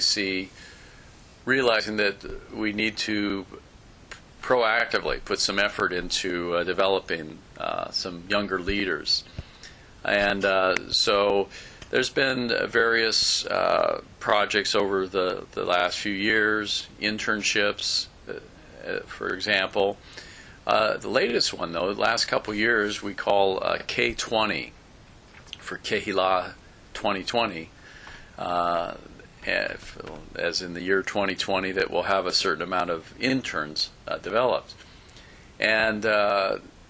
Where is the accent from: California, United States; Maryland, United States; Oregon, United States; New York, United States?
California, United States; Southern; I born and raised in Southern California